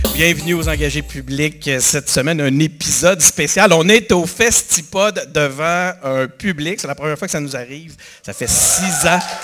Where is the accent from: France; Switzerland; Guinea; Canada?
Canada; Quebec City, Quebec; je suis de Québec, puis là, je viens à Montréal moins souvent depuis un certain temps